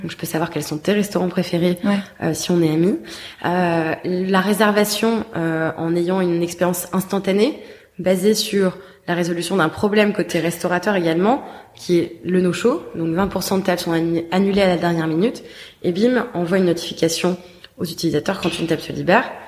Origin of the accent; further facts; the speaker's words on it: Paris, Île-de-France, France; moved away; also born or lived in Bordeaux; je suis née, j'ai grandi à Paris, mais j'ai ensuite vécu dix ans à Bordeaux